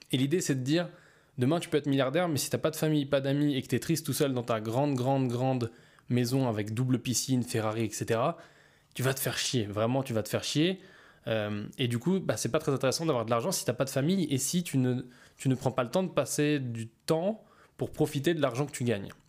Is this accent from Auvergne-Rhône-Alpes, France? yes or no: yes; Auvergne-Rhône-Alpes, France; je suis simplement euh, entre Lyon et Saint-Étienne, dans ma ville natale où je suis euh, bah, dans le centre caisse de mes parents et où je passe du temps en famille.